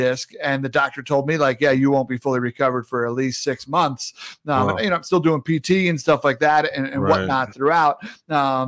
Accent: New York, United States; I grew up in New York and I caddied out in the Hamptons.

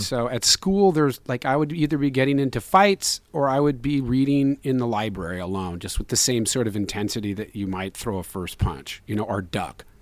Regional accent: San Francisco, California, United States; we were raised in and around Chinatown too. We being Zach

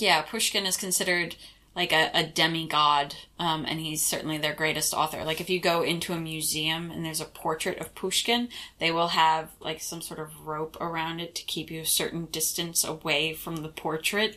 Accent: United States; moved away as an adult; I'm from the States

